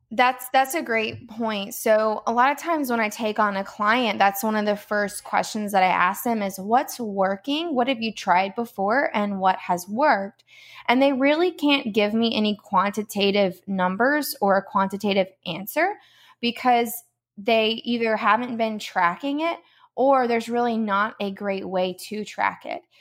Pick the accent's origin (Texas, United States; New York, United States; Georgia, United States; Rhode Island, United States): Georgia, United States; moved away as an adult; now in Palm Coast, United States; we are from Georgia, um, originally